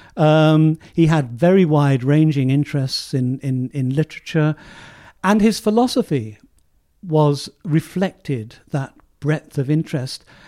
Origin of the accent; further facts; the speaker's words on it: Southampton, South East England, United Kingdom; my hometown of Southampton